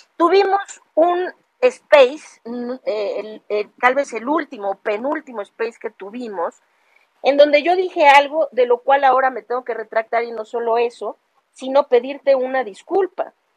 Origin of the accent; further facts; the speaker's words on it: Mexico; de nosotros como mexicanos